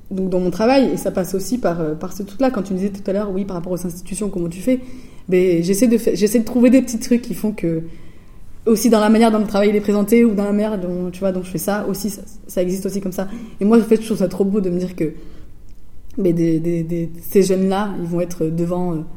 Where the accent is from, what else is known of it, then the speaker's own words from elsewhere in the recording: Hesse, Germany; j'ai grandi dans la Hesse, mon frère